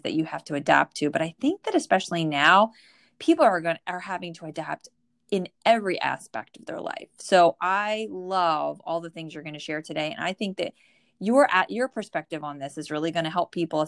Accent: New Jersey, United States; born or raised there

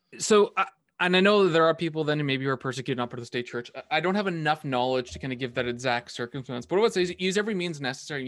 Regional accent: Canada; as a Canadian

